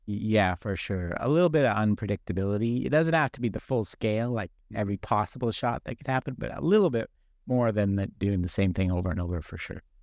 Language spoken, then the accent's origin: English; Toronto, Ontario, Canada; now in Arizona, United States; I am Canadian, I'm from Toronto, and I grew up playing hockey